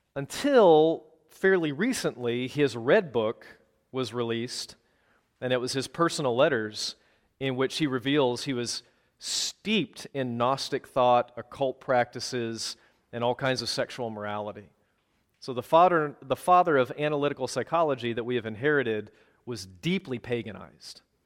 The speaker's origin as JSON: {"language": "English", "town": "Minneapolis", "region": "Minnesota", "country": "United States", "also_born_or_lived": "Wisconsin", "said": "I'm from the Twin Cities, but I was leading a church in Wisconsin from two thousand fifteen to twenty twenty, before we finally came home"}